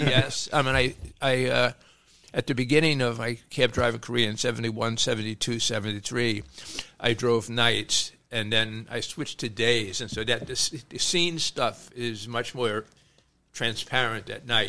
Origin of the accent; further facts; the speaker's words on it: New York City, New York, United States; grew up in Brooklyn